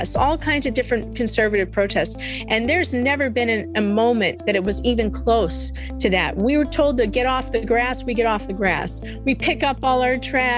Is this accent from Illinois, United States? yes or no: yes; Cook County, Illinois, United States; I'm from Cook County, okay? Cook County, Illinois